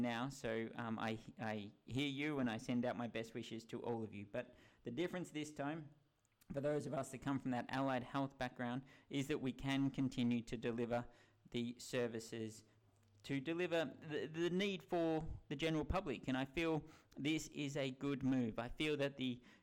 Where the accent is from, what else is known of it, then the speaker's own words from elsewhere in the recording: Melbourne, Victoria, Australia; now in United Kingdom; my home country of Australia and my home state of Melbourne in Victoria